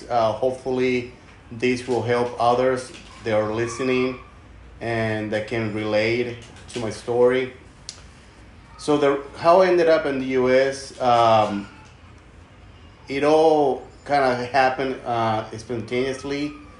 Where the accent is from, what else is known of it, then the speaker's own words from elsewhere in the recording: Mexico; Most of the time he lived in the U.S. and my mother and my two other siblings, we grew up in Mexico.